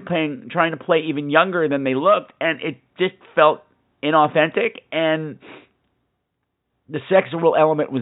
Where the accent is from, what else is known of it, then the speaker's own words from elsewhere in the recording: United States; I'm an American